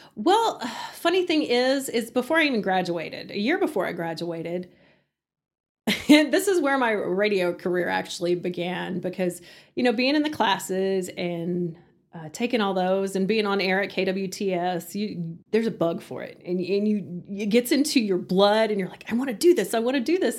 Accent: Hereford, Texas, United States; moved away as an adult; also born or lived in Canyon, Texas; now in Amarillo, United States; I was born and raised in Hereford

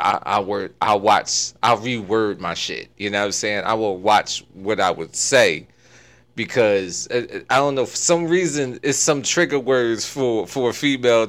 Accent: New York City, New York, United States; I'm from the Bronx

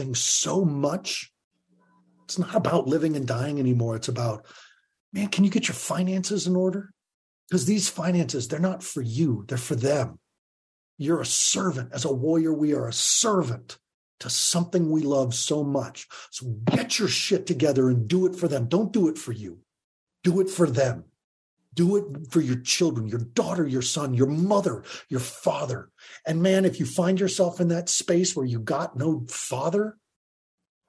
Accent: Longmont, Colorado, United States; I was from Longmont, Colorado, like just the middle

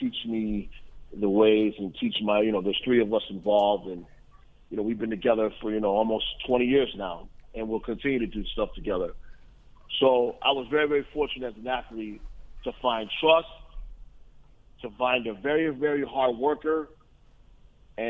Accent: Northeast, United States; also born or lived in Columbus, Ohio; I'm from the Northeast

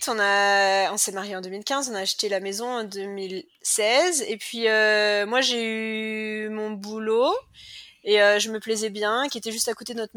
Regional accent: Cholet, Pays de la Loire, France; now in Perth, Australia; euh, je suis française. Euh, à l'origine, je viens de Cholet dans le Maine-et-Loire et j'habite à Perth en Australie depuis 2009

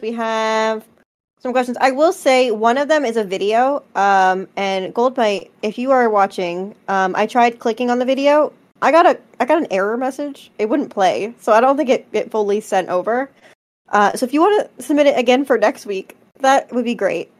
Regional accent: Philadelphia, Pennsylvania, United States; I'm from Philly

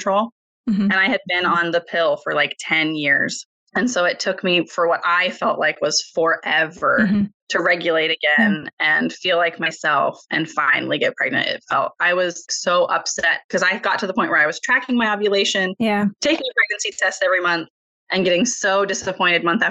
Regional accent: Washington, United States; moved away as an adult; now in Oregon, United States; my husband and I are actually from Washington, which is literally just over a bridge

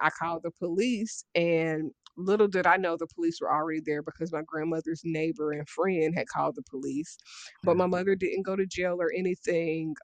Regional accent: Dayton, Ohio, United States; I'm from Dayton, Ohio

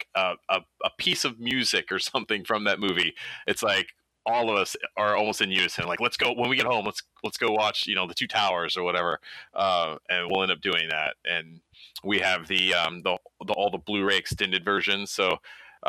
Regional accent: United States; growing up in America

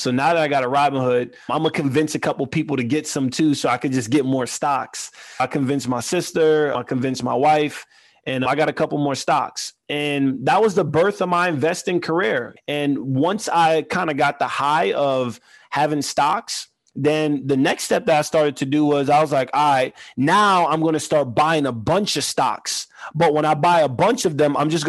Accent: New York City, New York, United States; growing up in Queens, here's what my parents taught me

